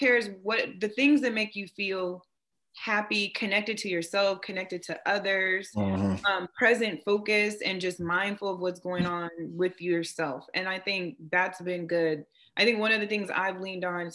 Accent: West Coast, Washington, United States; also born or lived in Oklahoma; now in East Coast, United States; I'm from the West Coast. So living on the East Coast, my family is not here. So I made a few trips back to Washington State

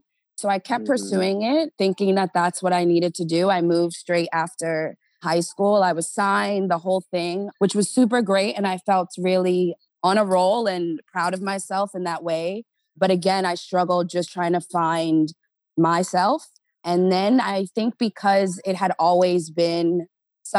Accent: New York area, New Jersey, United States; moved away as an adult; now in Los Angeles, United States; I grew up in Jersey, New York area

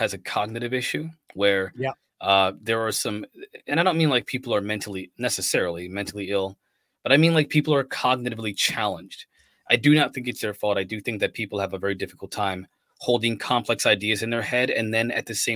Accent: United States; I'm an American

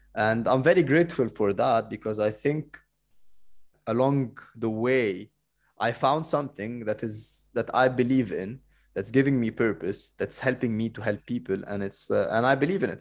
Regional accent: Cairo, Cairo Governorate, Egypt; moved away; I'm coming from Cairo

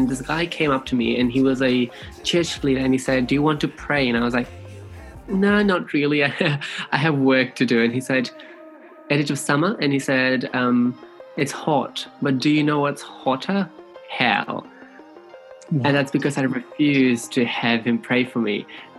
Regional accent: Fiji; now in New Zealand; moved to New Zealand, I moved into a space of privilege, and I was very much aware of that because I came from Fiji, where they don't even treat you like humans.

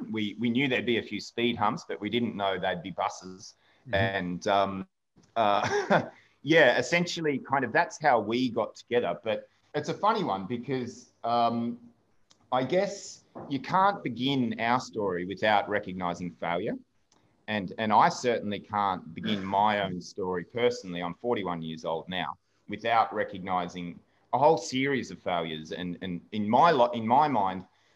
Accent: Melbourne, Victoria, Australia; moved away as an adult; now in Ireland; I'm from Melbourne myself.

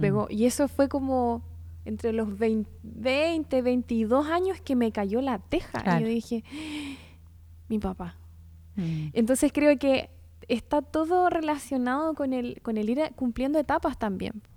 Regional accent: Chile; como chilenos

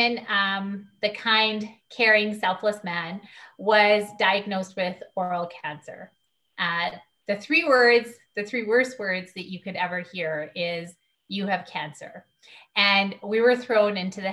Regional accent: Calgary, Alberta, Canada; Born and raised in Calgary. I've lived my whole life in Calgary.

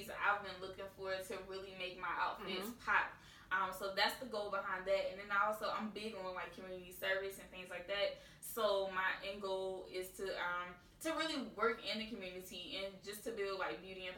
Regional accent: North Carolina, United States; moved away as an adult; also born or lived in Florida; now in Philadelphia, United States; I'm originally from North Carolina, but I've been in Philly for almost 3 years now

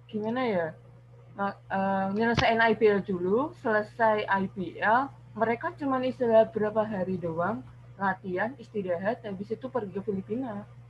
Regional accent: Semarang, Central Java, Indonesia; Saya dari Semarang

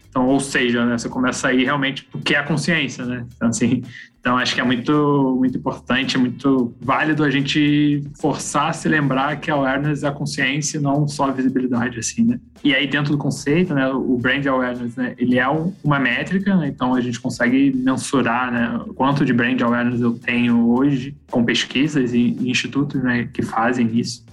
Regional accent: Petrópolis, Rio de Janeiro, Brazil; sou de Petrópolis, uma cidadezinha lá, região Serrano do Rio

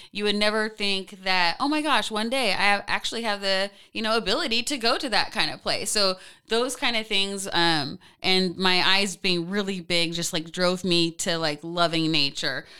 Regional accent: Portland, Oregon, United States; born and raised in Pacific Northwest

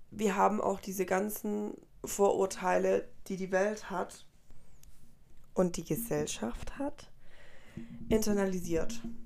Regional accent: Germany; also born or lived in Colombia; Ich bin selber vor, oh Gott, viel, viel zu lange, vor 19 Jahren fast dann nach Deutschland migriert.

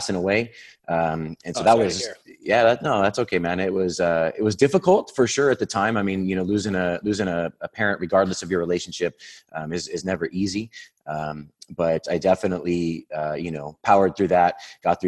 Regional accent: Whittier, California, United States; I was born in Whittier, California, and a small little suburb out here in Southern California

